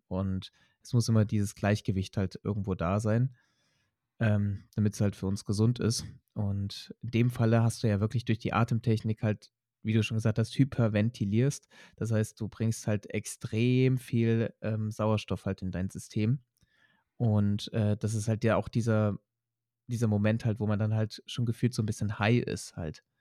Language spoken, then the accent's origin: German; Leipzig, Saxony, Germany; in Sachsen, in Leipzig groß geworden bin